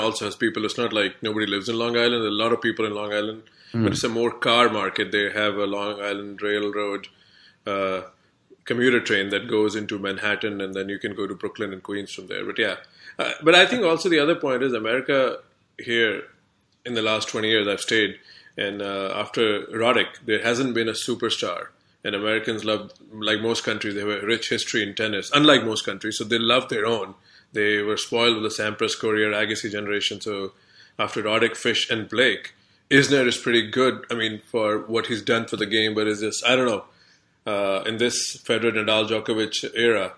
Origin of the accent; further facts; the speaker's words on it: India; moved away; as an Indian, of course, I haven't lived in India for like, you know, 2 decades now